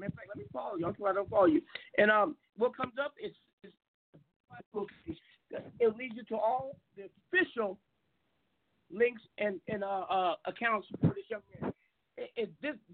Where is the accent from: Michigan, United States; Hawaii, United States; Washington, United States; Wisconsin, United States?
Washington, United States; Seattle; now in Arizona, United States; I'm from Seattle, but I'm down in Arizona